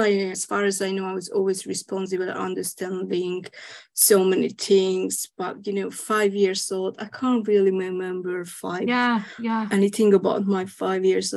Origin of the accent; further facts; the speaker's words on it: Hungary; moved away as an adult; now in United Kingdom; I'm actually originally from Hungary